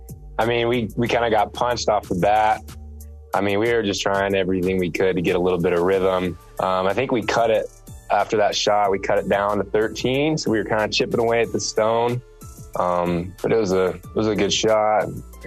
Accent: Texas, United States; moved away as an adult; We grew up together in Texas.

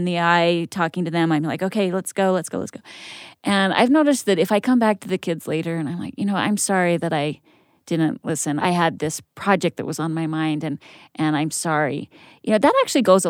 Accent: Idaho Falls, Idaho, United States; I grew up in Idaho Falls among farm fields

